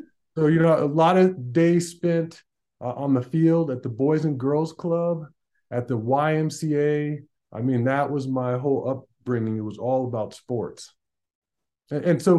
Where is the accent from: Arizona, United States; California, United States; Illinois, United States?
Arizona, United States; Tucson; I was brought up in Tucson, Arizona, born and raised in Tucson